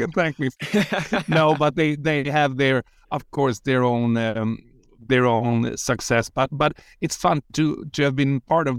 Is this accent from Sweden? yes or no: yes; Sweden